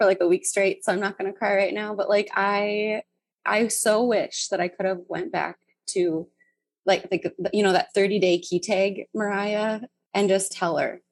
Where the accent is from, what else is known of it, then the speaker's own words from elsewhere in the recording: North Dakota, United States; So I grew up in rural North Dakota, and it's a super, super small town